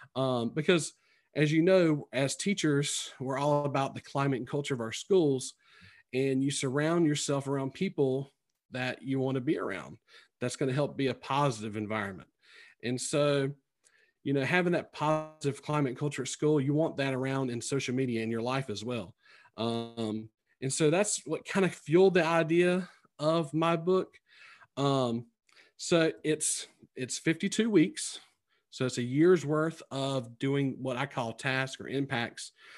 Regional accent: Sampson County, North Carolina, United States; accent: twangy; moved away as an adult; also born or lived in Greenville, North Carolina; now in Virginia, United States; you can tell by my accent, it's very twangy, 'cause I'm, I'm originally from Sampson County, which is, you know, south of Raleigh.

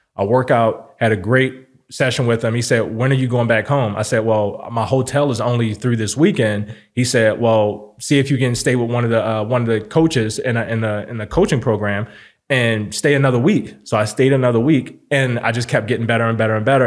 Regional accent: Baltimore, Maryland, United States; now in Las Vegas, United States; I'm from Baltimore City

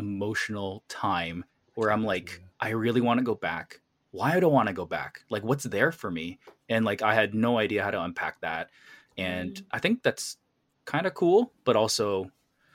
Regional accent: Canada; I'm learning French because I'm Canadian and it's our other official language.

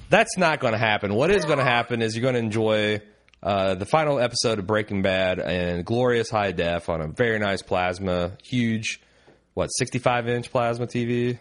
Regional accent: Indiana, United States; I'm from Indiana

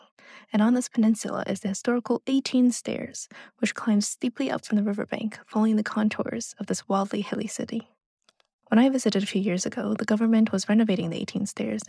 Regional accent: New York, United States; also born or lived in China; I was born in China, but grew up in New York, and throughout my life, I've had a lot of exposure to Chinese culture and history through my family.

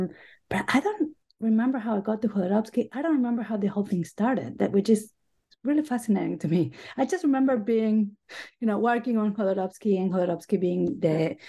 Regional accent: Buenos Aires, Argentina; English is a second language; now in United States; I grew up in Buenos Aires, Argentina. I have been in the U.S. for most of my life now. I came to study English for a few months, and I kept renewing my stay.

